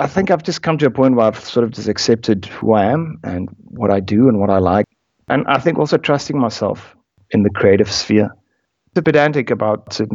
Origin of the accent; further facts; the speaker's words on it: South Africa; also born or lived in United Kingdom; growing up in South Africa.